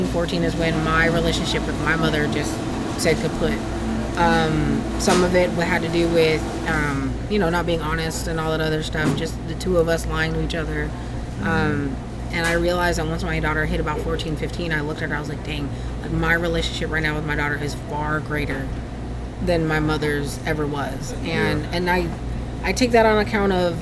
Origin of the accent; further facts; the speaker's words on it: California, United States; moved away as an adult; also born or lived in Karlsruhe, Germany / Hinesville, Georgia / Texas; now in Augusta, United States; I'm originally from California